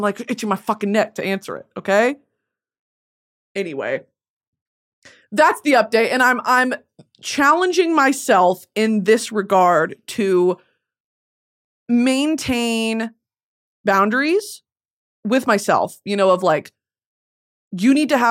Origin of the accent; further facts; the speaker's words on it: New England, United States; 'Cause I grew up in New England.